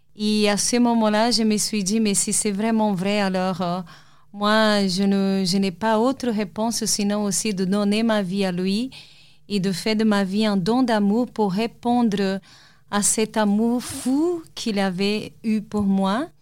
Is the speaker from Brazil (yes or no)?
yes; Salvador, Bahia, Brazil; moved away; Je suis brésilienne et j'ai grandi dans une ville au Brésil